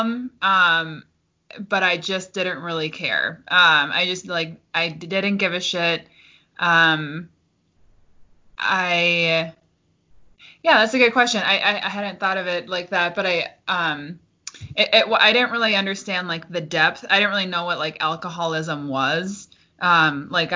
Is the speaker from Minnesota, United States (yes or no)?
yes; Forest Lake, Minnesota, United States; also born or lived in Cannon Falls, Minnesota; I grew up in Forest Lake before I moved to Cannon Falls